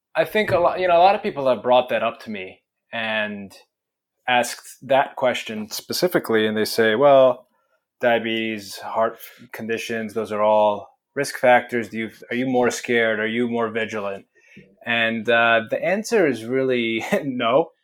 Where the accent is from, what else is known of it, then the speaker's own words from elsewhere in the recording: Italy; now in United States; I was born in Italy